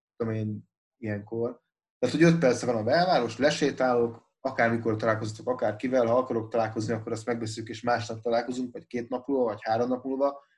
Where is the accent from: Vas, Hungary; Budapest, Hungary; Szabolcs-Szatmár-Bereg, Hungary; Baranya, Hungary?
Budapest, Hungary; moved away as an adult; now in Pécs, Hungary; én Budapesten nőttem föl, meg ott is éltem 21 éves koromig